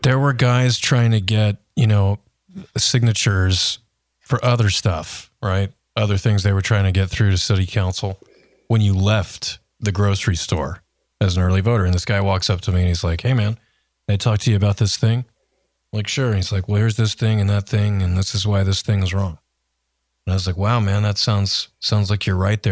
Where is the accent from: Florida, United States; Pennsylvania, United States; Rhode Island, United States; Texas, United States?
Texas, United States; Austin; when I was born in Austin way back in the early seventies, that part of town was where my parents lived. And, you know, so we lived in a house over there.